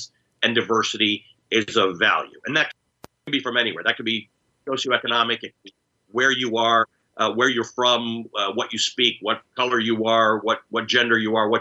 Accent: Canada; also born or lived in Kenya; I'm a Kenyan-born Muslim who grew up in Canada

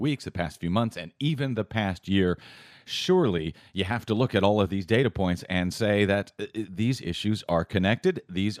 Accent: Missouri, United States; we have spent many a fine nights in Joplin, Missouri, my home state.

